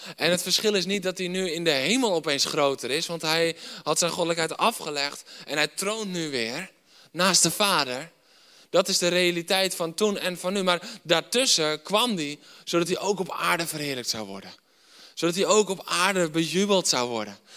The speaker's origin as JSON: {"language": "Dutch", "country": "Netherlands"}